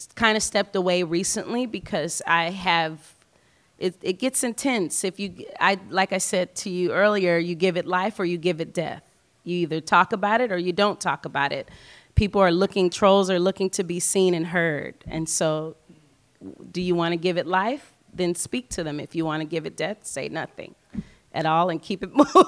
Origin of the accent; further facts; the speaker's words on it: New Orleans, Louisiana, United States; I'm from New Orleans